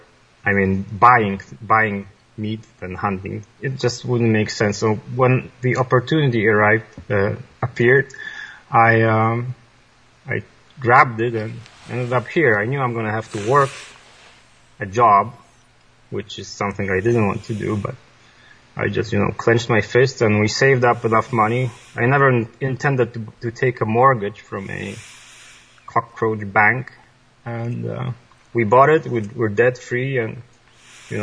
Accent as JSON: {"language": "English", "country": "Poland", "tie": "born or raised there", "second_language": "English", "moved": "as an adult", "lives_now": "British Columbia, Canada", "said": "I was born in Poland by the end of the communist era. And like any other child, I was thrown into the machine of the public schooling system"}